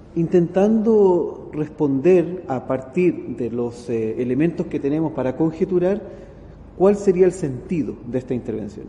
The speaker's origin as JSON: {"language": "Spanish", "country": "Chile", "said": "en mi país, en Chile"}